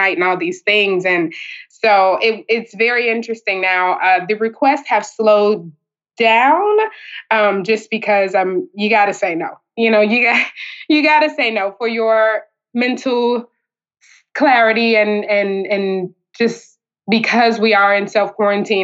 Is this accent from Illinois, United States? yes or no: yes; Chicago, Illinois, United States; grew up with PBS and pardon me, PBS and WTTW and things like that. I'm from Chicago